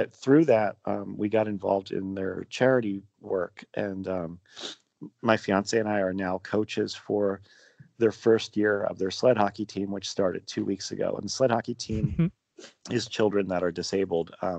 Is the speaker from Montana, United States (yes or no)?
no; Pennsylvania, United States; I grew up in what in Pennsylvania they call a Pennsylvania Dutch family